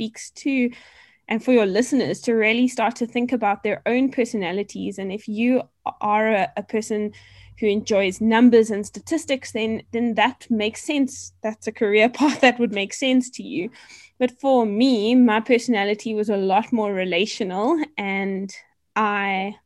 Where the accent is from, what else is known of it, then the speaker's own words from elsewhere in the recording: Port Elizabeth, Eastern Cape, South Africa; moved away as an adult; also born or lived in Stellenbosch; now in Johannesburg, South Africa; I'm originally from the Eastern Cape, a small coastal town called Port Elizabeth, and I grew up there with my family